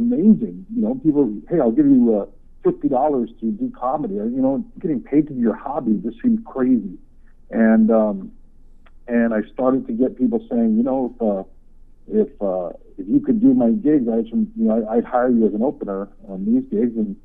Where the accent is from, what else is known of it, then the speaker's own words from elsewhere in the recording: Oahu, Hawaii, United States; now in Seattle, United States; born and raised on the island of Oahu